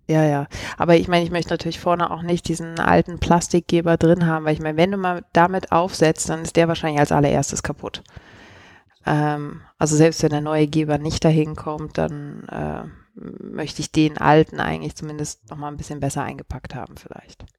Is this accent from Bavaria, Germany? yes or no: no; Cologne, North Rhine-Westphalia, Germany; moved away as an adult; also born or lived in Switzerland; now in Zurich, Switzerland; ich komme ursprünglich aus Köln und bin aber jetzt schon zehn Jahre in der Schweiz